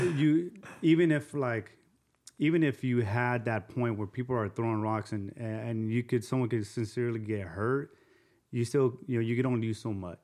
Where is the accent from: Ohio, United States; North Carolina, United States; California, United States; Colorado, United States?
California, United States; Azusa; also born or lived in Covina, California; I grew up in Azusa, um, Azusa and then Covina